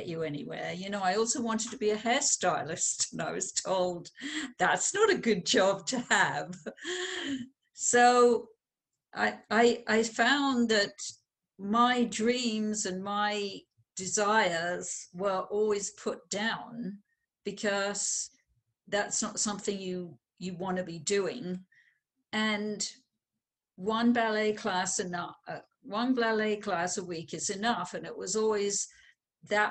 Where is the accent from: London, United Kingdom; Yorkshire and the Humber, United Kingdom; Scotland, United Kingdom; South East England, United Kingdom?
London, United Kingdom; I was born in London, England